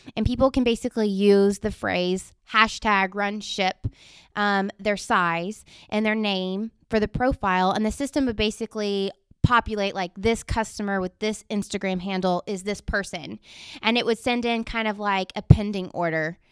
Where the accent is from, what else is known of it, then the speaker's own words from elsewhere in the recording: Montgomery, Texas, United States; growing up in Montgomery, that's where I actually graduated from high school